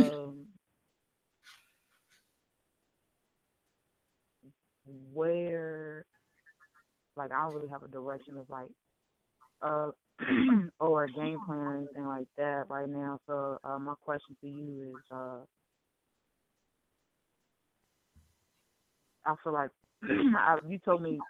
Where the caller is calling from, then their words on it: Tennessee, United States; I'm calling from Tennessee.